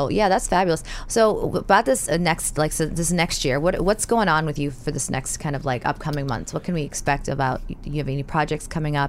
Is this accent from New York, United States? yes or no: yes; New York City, New York, United States; I'm a New Yorker